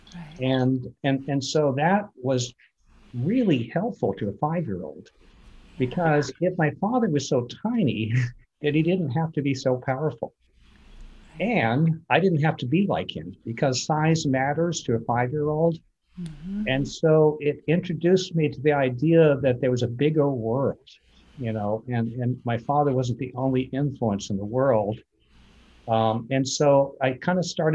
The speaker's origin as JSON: {"language": "English", "region": "Vermont", "country": "United States", "tie": "born or raised there", "said": "grew up in Vermont"}